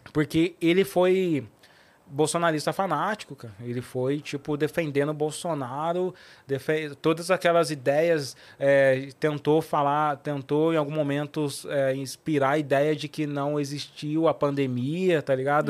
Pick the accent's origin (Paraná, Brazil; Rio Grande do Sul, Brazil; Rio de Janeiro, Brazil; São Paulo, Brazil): São Paulo, Brazil; Cruzeiro; moved away; lá na minha cidade, lá em Cruzeiro